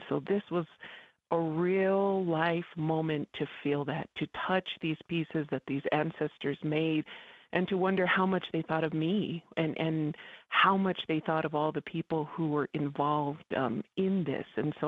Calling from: Isleta Pueblo, New Mexico, United States; I'm calling in from Shirhuiptui, aka Isleta Pueblo. And it's pretty fun to be back on old stomping grounds on the air.

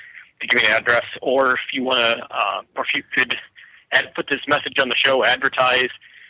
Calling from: Durham, North Carolina, United States; I'm calling you from Durham, North Carolina.

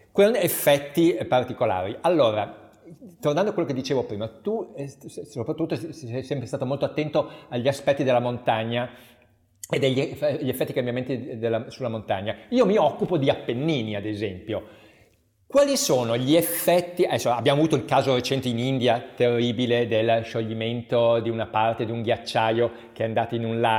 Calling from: Emilia-Romagna, Italy; se andiamo in Emilia-Romagna, dalle nostre parti, da dove parlo in questo momento

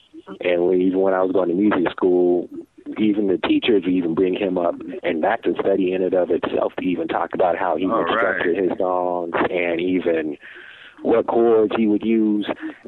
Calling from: Denver, Colorado, United States; Oh, I'm actually calling right out of Denver, Colorado.

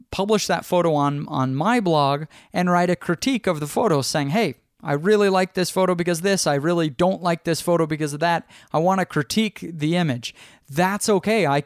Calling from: Austin, Texas, United States

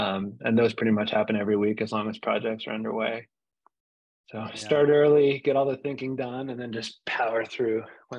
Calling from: South Florida, United States; I'm calling in from South Florida now.

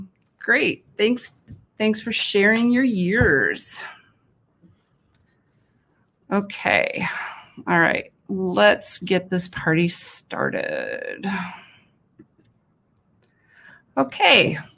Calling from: Detroit, Michigan, United States; Hi from the Motor City, Detroit, Michigan.

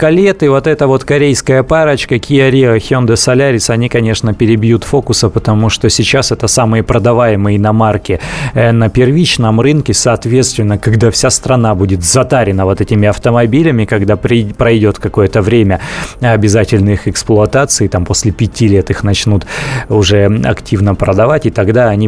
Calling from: Chelyabinsk, Chelyabinsk Oblast, Russia; А, добрый день, Челябинск.

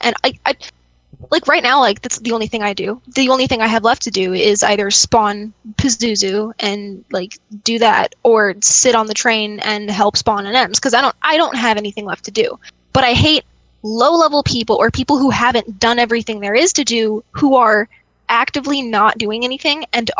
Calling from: Las Vegas, Nevada, United States; from Vegas, actually. I just met you guys.

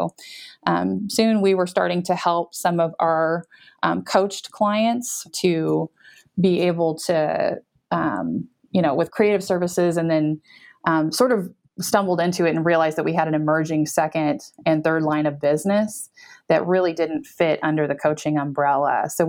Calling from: Topeka, Kansas, United States; We're in Topeka, Kansas. We're right in the middle of the country.

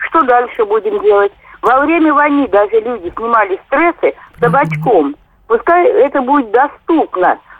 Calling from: Moscow Oblast, Russia; Здравствуйте, я из Подмосковья.

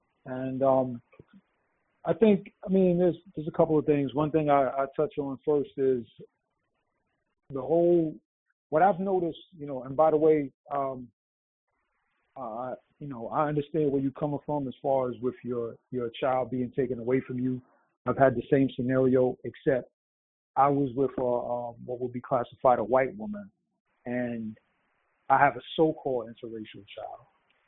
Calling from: New York City, New York, United States; Greetings. It's …. I'm out in NYC.

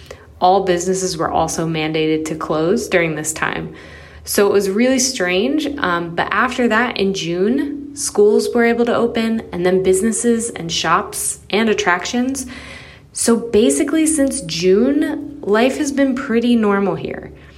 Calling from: Singapore; also born or lived in Philadelphia, United States; I'm calling from Singapore. My husband and I moved to Singapore from Philadelphia in April 2019.

